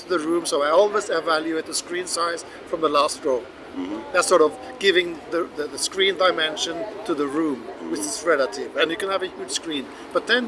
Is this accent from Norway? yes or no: yes; Norway; Norway, my home country